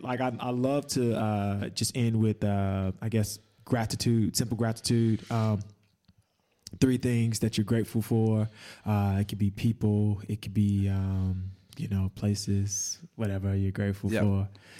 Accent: Chicago, Illinois, United States; now in Perth, Australia; whether it be here in Perth, whether it be back in my hometown of Chicago.

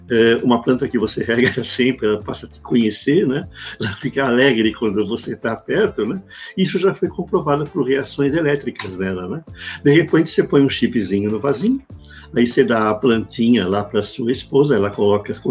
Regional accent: Brazil; tem lá a indicação do que eu sou brasileiro

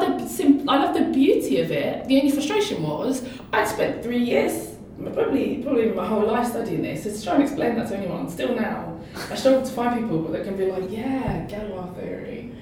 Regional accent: London, United Kingdom; I grew up in East London, near Stratford

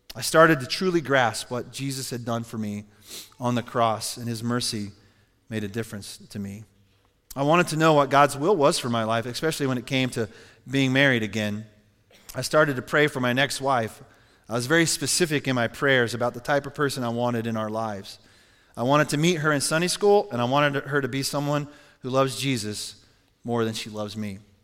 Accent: Cheyenne, Wyoming, United States; I was born in Cheyenne, Wyoming, August seventeenth, nineteen sixty-nine.

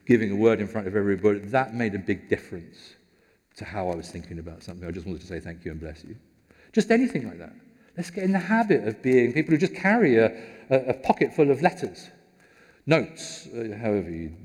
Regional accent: United Kingdom; we're British

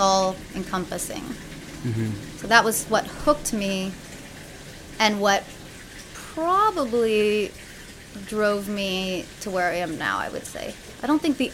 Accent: Oceanside, California, United States; I'm a Southern California native. I was born in Oceanside

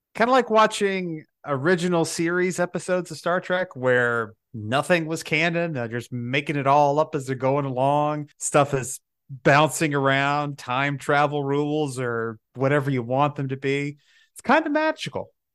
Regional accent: Alabama, United States; I'm from Alabama

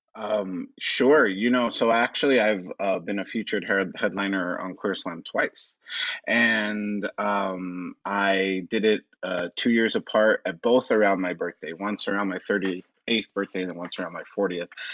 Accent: Los Angeles, California, United States; also born or lived in Orange County; I am actually born and raised in Los Angeles. I'm an Angelino

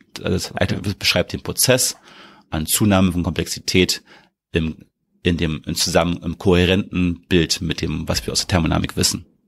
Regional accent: Berlin, Germany; ich bin ja aus, in Berlin geboren aufgewachsen

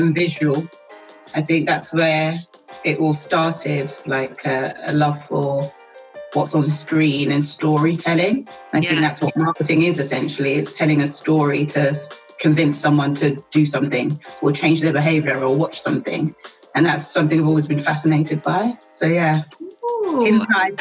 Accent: London, United Kingdom; I was born in the depths of South East London

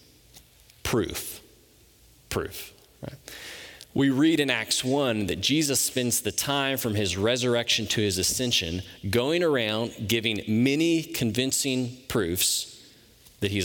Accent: Memphis, Tennessee, United States; I'm from Memphis, Tennessee

